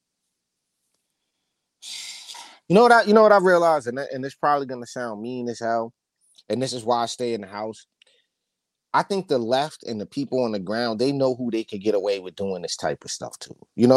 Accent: California, United States; now in New York, United States; my home state of California

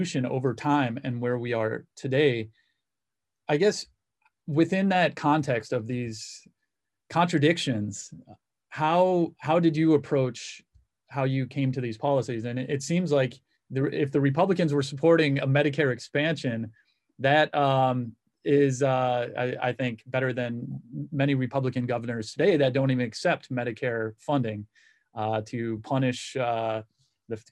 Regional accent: Michigan, United States; moved away; also born or lived in Cleveland, Ohio / Illinois; grew up in Michigan

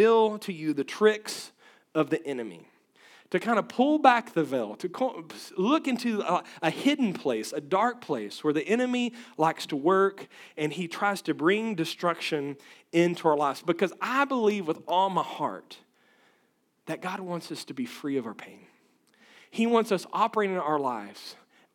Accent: West Texas, United States; I come from West Texas where we have rattlesnakes

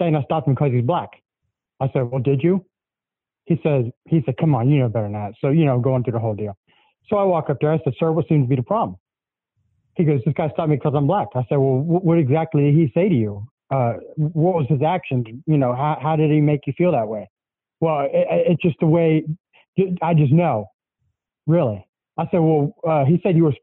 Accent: South Florida, United States; moved away; I grew up in South Florida

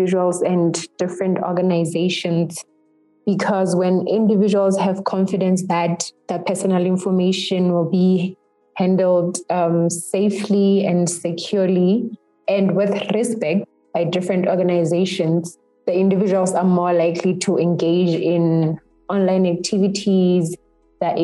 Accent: Lesotho; I come from Lesotho

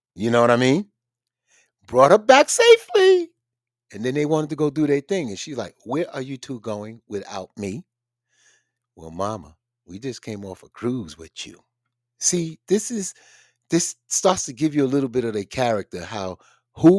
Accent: the South, United States; I'm from the South

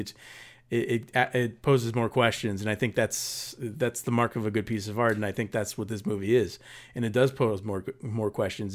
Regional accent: Paramount, California, United States; moved away; when I grew up in the nineties there, it was, um, the highest, or one of the highest, um, violent crime in, in, uh, spots in the entire Southern California

